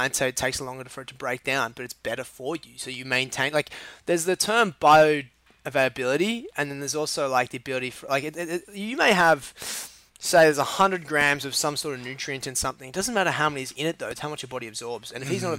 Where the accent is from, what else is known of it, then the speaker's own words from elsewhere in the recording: Sydney, New South Wales, Australia; moved away; I was in, born in Sydney, uh, and then grew up in a place called the Northern Beaches